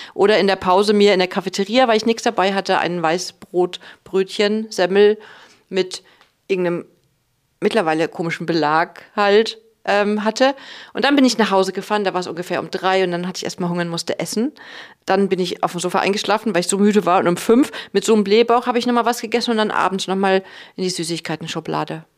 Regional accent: Cologne, North Rhine-Westphalia, Germany; ich komme ja aus Köln

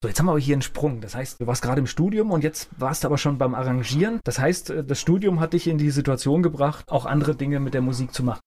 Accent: Mainz, Rhineland-Palatinate, Germany; Finden äh, bin ich ja auch, habe ich lange gelebt, äh, bin ich letztendlich auch zur Schule gegangen, auch äh, groß geworden

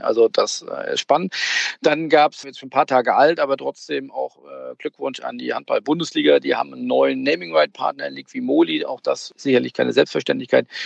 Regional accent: Hamburg, Germany; ich komme ja aus Hamburg

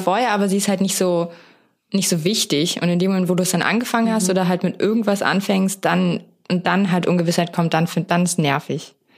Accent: Berlin, Germany; als waschechter Berliner

